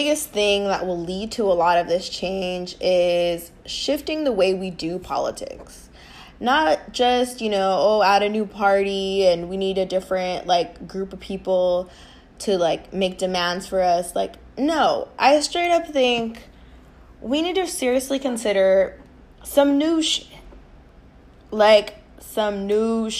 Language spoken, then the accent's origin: English; United States; Us, as the American people